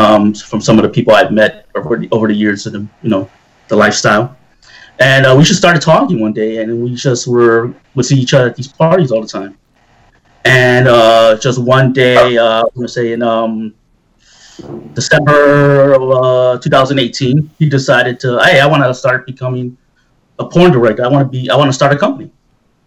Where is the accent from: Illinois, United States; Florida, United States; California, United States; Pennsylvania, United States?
Illinois, United States; Chicago; I'm from Chicago